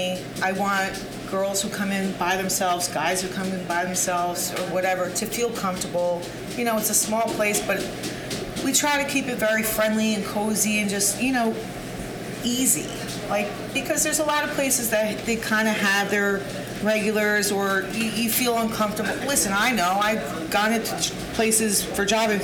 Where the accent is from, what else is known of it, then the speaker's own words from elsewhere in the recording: Yorktown, New York, United States; I grew up in Yorktown